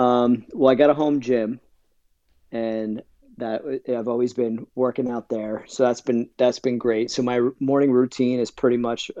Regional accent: New Jersey, United States; now in Scituate, United States; So, originally I'm from New Jersey, but I do live south of Boston now. I'm in Scituate, Massachusetts

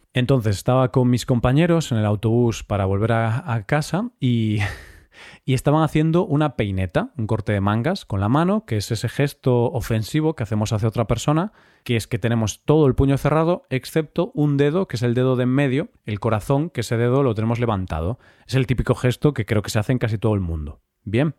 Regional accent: Spain

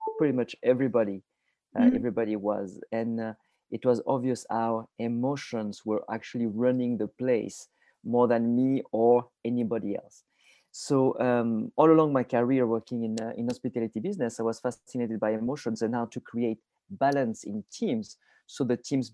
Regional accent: south of France, France; moved away; I am originally from France. I was born in a tiny village in the south of France, about 3 hours north of Barcelona

